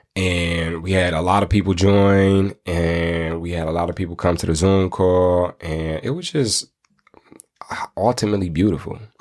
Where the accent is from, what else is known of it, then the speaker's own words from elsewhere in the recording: Michigan, United States; I'm from Michigan